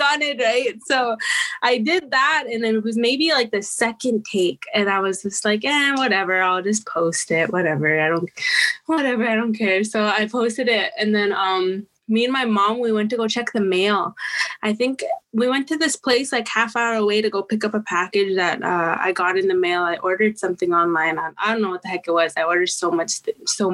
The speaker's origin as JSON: {"language": "English", "area": "Saddle Lake Cree Nation", "region": "Alberta", "country": "Canada", "said": "I come to you from the Satellite Cree Nation in Treaty 6 territory over here in Alberta, Canada"}